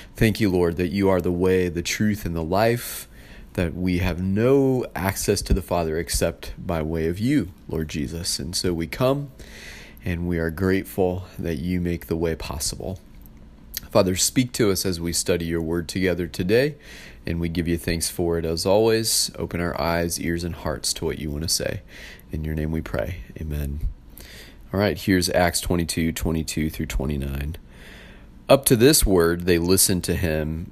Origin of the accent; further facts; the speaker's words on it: United States; I was born in the U S, um, my parents are U S citizens, born and raised